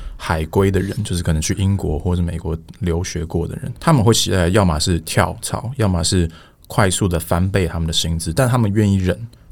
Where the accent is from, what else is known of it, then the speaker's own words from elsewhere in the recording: Taiwan; 我，我出生一直到大学毕业都是在台湾念书